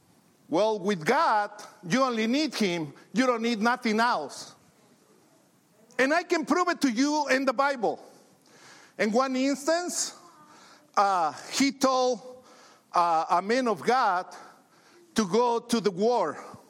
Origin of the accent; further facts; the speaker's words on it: Mexico; English is a second language; now in United States; You know, when I came from Mexico to the States, I just came to be rich.